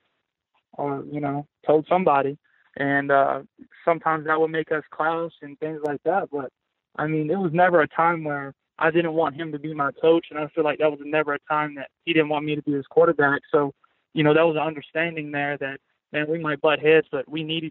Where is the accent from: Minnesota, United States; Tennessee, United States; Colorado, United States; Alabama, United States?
Tennessee, United States; Pulaski; moved away as an adult; also born or lived in Arkansas / Mississippi; I came from Pulaski, Tennessee, started at Arkansas State, and then went to junior college.